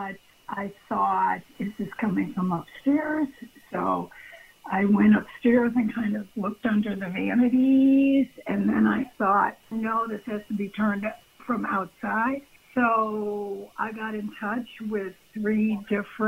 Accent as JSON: {"language": "English", "town": "Buffalo", "region": "New York", "country": "United States", "also_born_or_lived": "Pennsylvania", "moved": "yes", "lives_now": "Colleyville, United States", "said": "I'm from Buffalo, New York"}